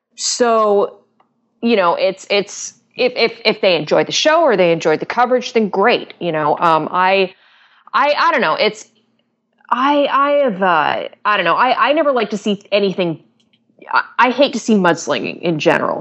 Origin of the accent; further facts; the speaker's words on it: Canada; I'm I'm Canadian